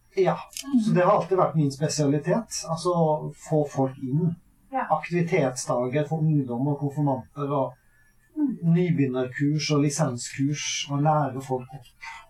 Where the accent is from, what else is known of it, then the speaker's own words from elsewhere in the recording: Averøy, Møre og Romsdal, Norway; moved away as an adult; now in Sørlandet, Norway; Jeg kommer jo fra Averøy på Nordmøre.